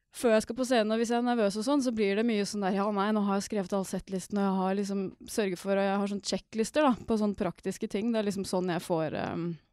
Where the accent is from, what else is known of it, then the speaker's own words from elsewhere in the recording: Norway; jeg er nordmann